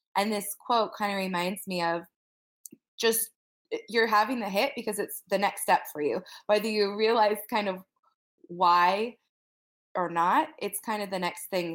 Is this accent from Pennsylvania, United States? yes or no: no; Wyoming, United States; I'm from Wyoming.